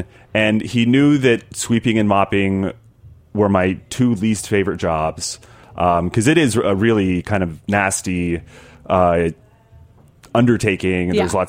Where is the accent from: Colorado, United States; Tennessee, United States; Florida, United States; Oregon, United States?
Tennessee, United States; I grew up in Tennessee